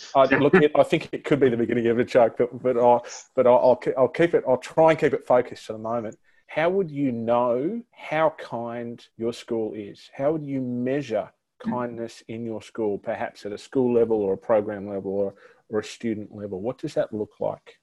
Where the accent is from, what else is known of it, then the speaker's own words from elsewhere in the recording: New South Wales, Australia; in my home state, uh, the great state of New South Wales